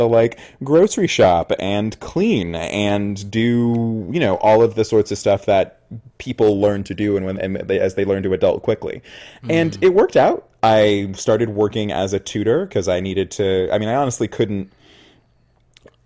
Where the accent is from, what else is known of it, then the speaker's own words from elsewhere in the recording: Oakland, California, United States; I grew up in the Bay Area. I'm from Oakland